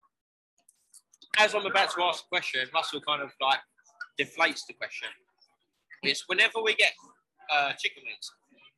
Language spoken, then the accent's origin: English; Essex, East of England, United Kingdom; moved away; also born or lived in London; I'm from Essex